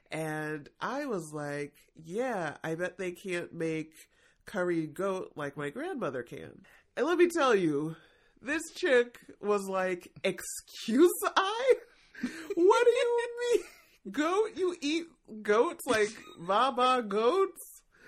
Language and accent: English; United States; born there; I was born here in America, so don't come for me and put me in a camp or something. And my mom and dad came from the Caribbean.